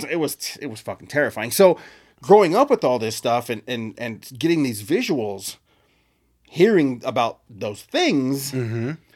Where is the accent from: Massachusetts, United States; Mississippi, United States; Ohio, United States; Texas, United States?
Texas, United States; Like, I grew up in Texas and I showed you, like, just like you, where you grew up, there was a forest right across the street from my house.